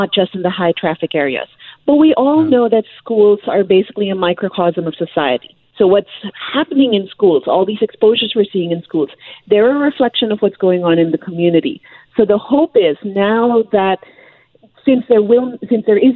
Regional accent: British Columbia, Canada; as British Columbians

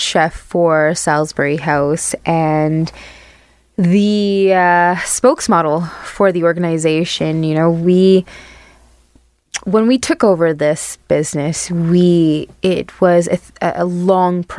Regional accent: Barbados; now in Manitoba, Canada; the culture that I grew up in Barbados

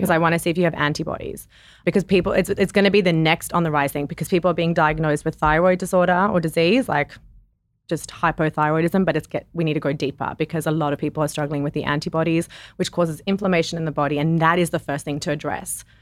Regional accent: South Africa; moved away; I grew up in South Africa

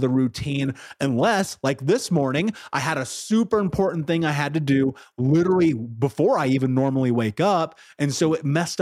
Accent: Indianapolis, Indiana, United States; I grew up in Indianapolis. 30th and Georgetown was one of the areas I lived

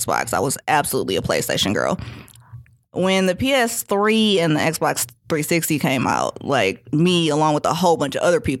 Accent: Detroit, Michigan, United States; moved away; I'm from Detroit

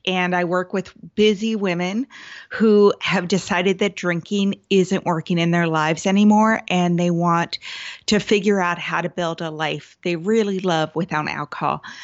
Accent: Seattle, Washington, United States; I'm from the Seattle area as well.

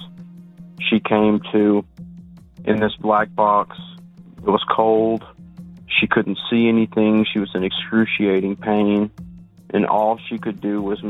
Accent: South Louisiana, United States; I'm from a small town in South Louisiana

